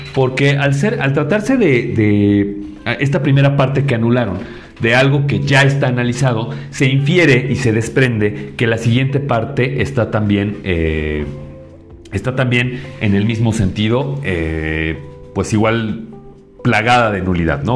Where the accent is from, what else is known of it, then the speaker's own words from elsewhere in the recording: Mexico; como mexicanos